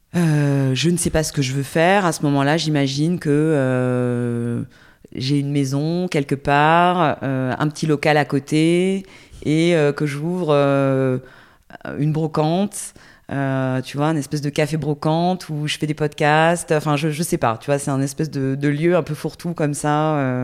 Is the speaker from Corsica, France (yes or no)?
yes; Porto-Vecchio, Corsica, France; also born or lived in Ajaccio / Paris; now in Toulouse, France; j'ai grandi en Corse, euh, j'habitais, je suis née à Ajaccio, mais j'ai grandi à Porto Vecchio.